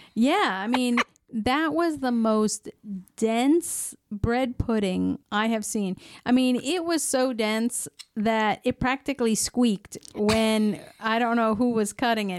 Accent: United States; growing up in the United States

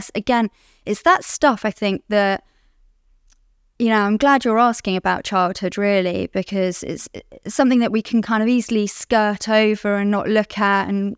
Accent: London, United Kingdom; I'm an addict. I'm from London, live in London. I'm 36 years old

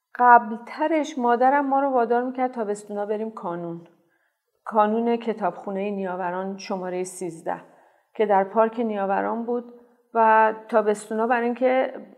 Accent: Tehran, Tehran Province, Iran; برادرم دنیا اومده بود و ما تازه مهاجرت کرده بودیم به شمرون من سه سالم هم شاید نشده بود

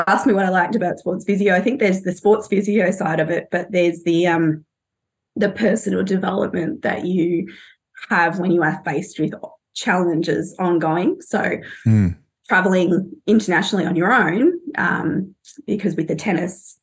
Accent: Australia; moved away as an adult; also born or lived in London; as an Australian

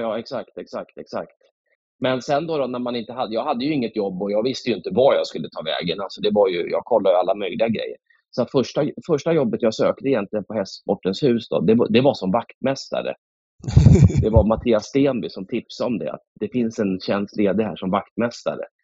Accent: Stockholm, Stockholm County, Sweden; moved away as an adult; now in Slöinge, Sweden; min eh. mamma bor i Nynäshamn, men jag växte upp i, i eh, Akalla, Kista och bodde där i 22 år

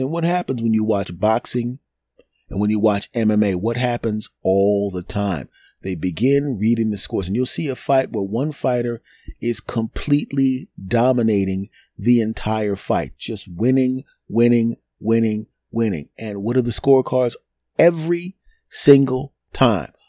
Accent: Philadelphia, Pennsylvania, United States; my hometown team

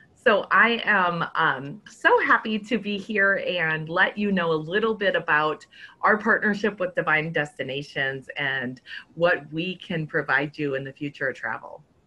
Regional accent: Minnesota, United States; I'm from Minnesota

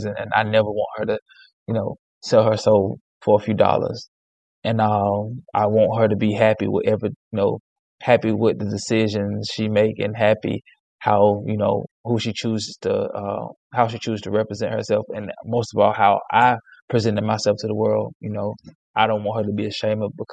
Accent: Alabama, United States; I was born and raised in Alabama

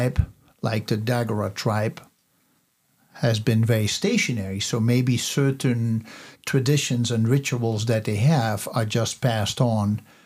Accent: Netherlands; now in United States; I was born in the Netherlands.

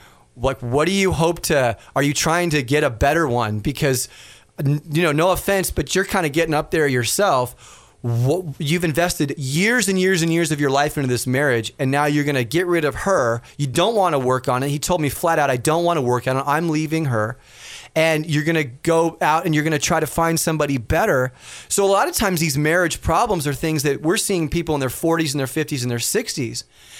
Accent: Los Angeles, California, United States; I'm from Los Angeles

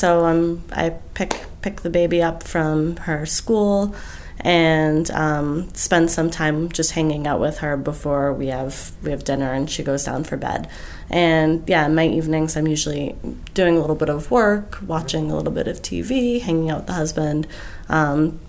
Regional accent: Brockton, Massachusetts, United States; moved away; I grew up in Brockton, Massachusetts, which is a town about 20 miles southeast of Boston

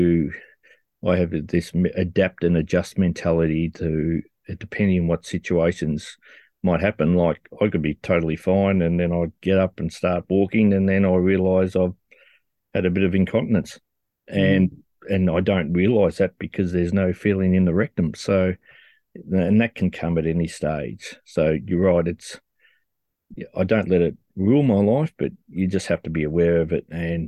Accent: Australia; I'm an adult from Australia

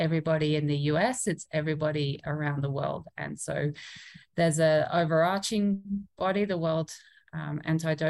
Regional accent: Australia; moved away; I'm Australian, and I did my PhD at the Australian Institute of Sport

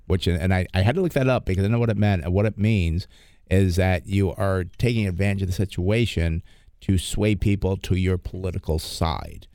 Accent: East Coast, United States; moved away; I'm from back east

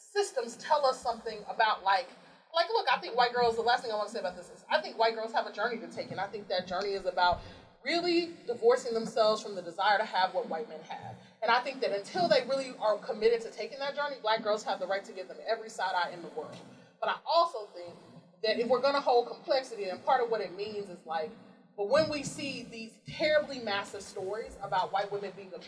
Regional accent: Deep South, United States; moved away; growing up in the Deep South with white kids

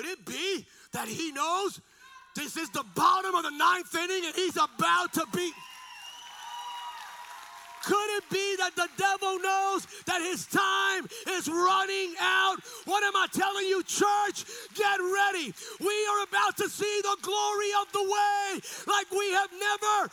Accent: Bethlehem, Pennsylvania, United States; moved away; I'm from Pennsylvania originally, and I grew up as a nerd in this little house in a little community

